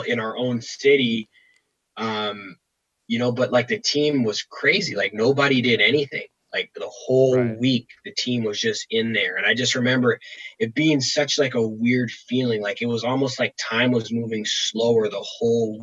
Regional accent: Toronto, Ontario, Canada; have been drafted by my hometown team and been able to, you know, play out my career here.

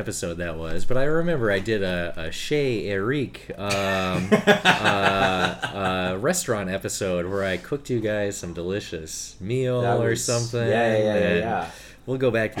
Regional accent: United States; now in Australia; As an American

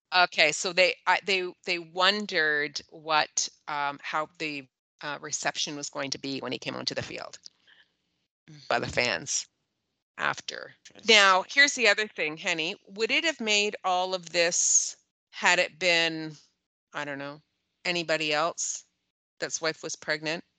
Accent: Toronto, Ontario, Canada; that's where I am from. Like yeah. that's where my house is yeah. is in Toronto proper

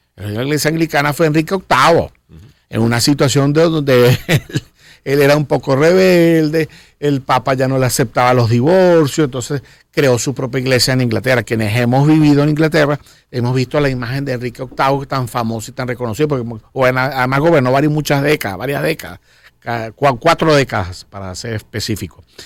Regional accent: Venezuela; yo soy cristiano venezolano

